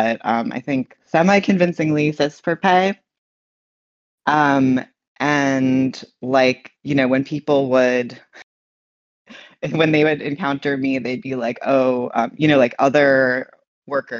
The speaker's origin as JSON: {"language": "English", "town": "New York City", "region": "New York", "country": "United States", "tie": "born or raised there", "said": "I was born in New York City, and I was kind of like a city kid."}